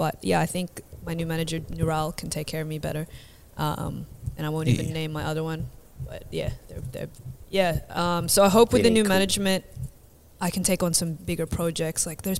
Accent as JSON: {"language": "English", "country": "Philippines", "said": "So I hope all the Vietnamese are cool with it. I'm Filipino."}